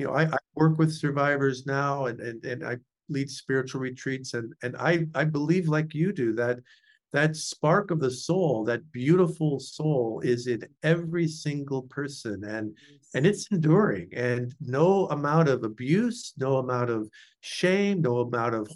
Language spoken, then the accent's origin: English; San Francisco Bay Area, California, United States; moved away as an adult; also born or lived in Indiana; I grew up in the San Francisco Bay Area.